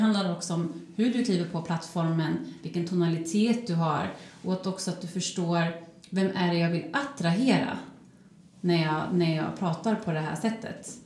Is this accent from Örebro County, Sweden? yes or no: yes; Örebro, Örebro County, Sweden; moved away; also born or lived in Stockholm; min hemstad Örebro